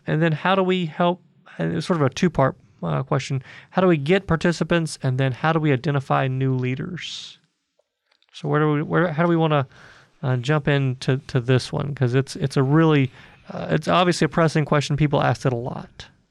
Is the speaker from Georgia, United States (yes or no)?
yes; Atlanta, Georgia, United States; in Atlanta, uh, my hometown